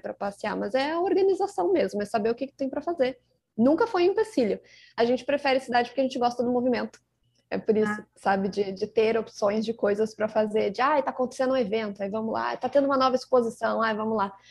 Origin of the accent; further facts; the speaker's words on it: Rio Grande do Sul, Brazil; accent: gaúcho; Eu que sou gaúcha, como dá pra perceber pelo sotaque